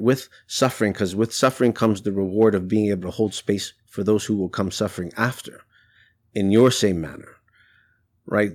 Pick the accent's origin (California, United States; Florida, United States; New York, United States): New York, United States; New York City; I'm Latino. I grew up in New York City. I went to school in the South Bronx